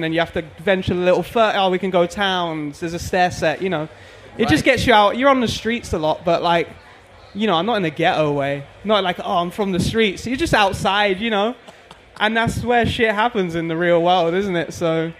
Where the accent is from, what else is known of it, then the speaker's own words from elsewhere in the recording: South East England, United Kingdom; No, just outside. I grew up in like about an hour from London.